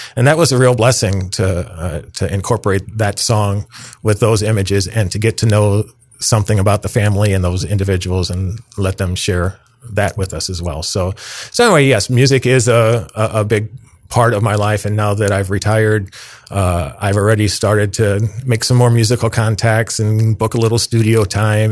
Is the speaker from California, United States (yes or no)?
no; downstate Illinois, United States; my mother was a parish organist, uh, for forty years in my hometown in downstate Illinois